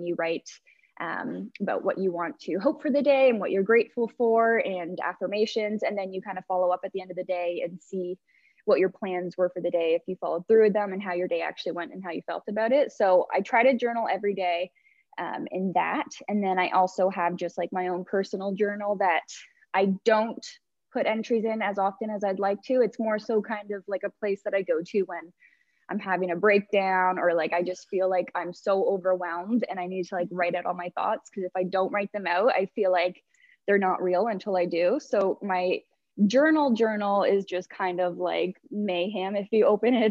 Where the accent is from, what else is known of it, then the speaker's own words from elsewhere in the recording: Dundas, Ontario, Canada; also born or lived in Toronto; So I grew up in Dundas, which is just like a suburb of Hamilton. So I've pretty much been here my whole life